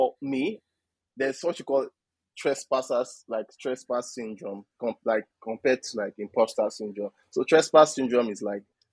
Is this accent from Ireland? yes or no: no; Nigeria; my culture, about what it means to be a Nigerian